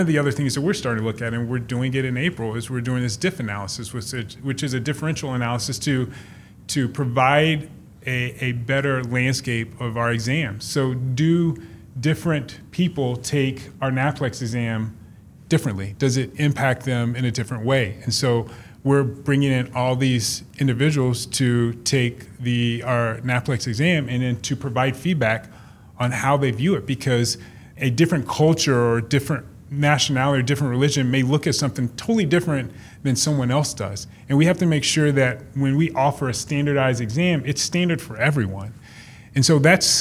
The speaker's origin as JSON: {"language": "English", "region": "Mississippi", "country": "United States", "said": "I'm from Mississippi"}